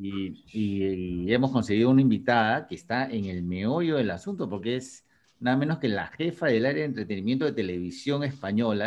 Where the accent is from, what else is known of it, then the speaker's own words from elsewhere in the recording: Peru; como peruano